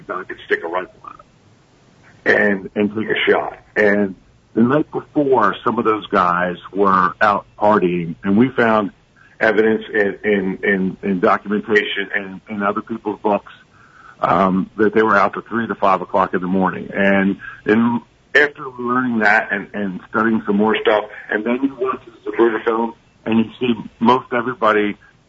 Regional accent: Ridley Park, Pennsylvania, United States

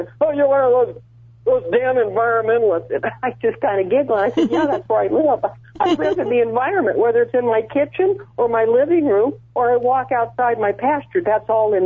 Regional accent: Wyoming, United States; I grew up in Wyoming, where we can work

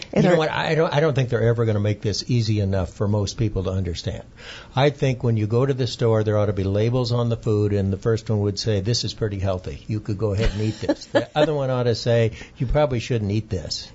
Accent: Iowa, United States; moved away; traditional grains like wheat, corn, and rice that we grew up on back in Iowa

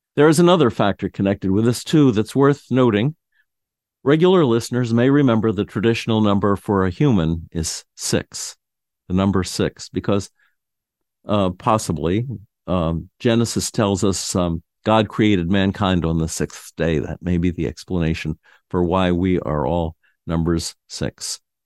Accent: New York City, New York, United States; I was born in Manhattan

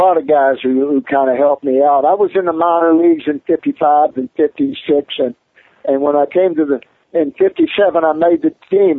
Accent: Little Rock, Arkansas, United States; I grew up in Little Rock.

